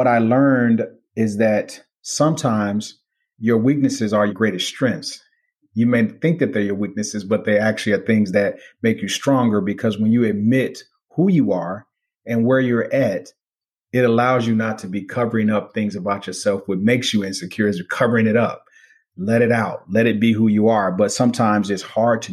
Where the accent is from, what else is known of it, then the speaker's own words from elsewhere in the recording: Gary, Indiana, United States; moved away; I grew up in Gary, Indiana, during a time when steel mills were running the city